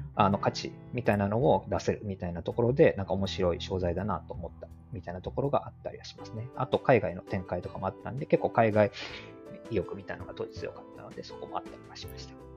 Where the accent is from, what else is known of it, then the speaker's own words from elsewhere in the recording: Hyogo, Japan; 兵庫県育ちで